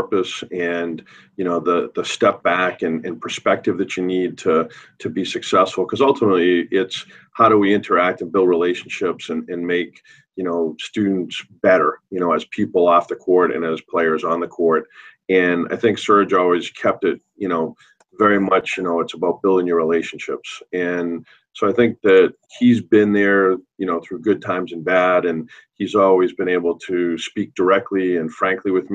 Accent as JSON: {"language": "English", "town": "Belmont", "region": "Massachusetts", "country": "United States", "said": "I'm from Belmont, Mass"}